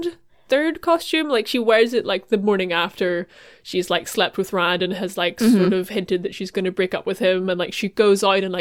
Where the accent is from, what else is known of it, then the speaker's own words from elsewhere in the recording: Ireland; being Irish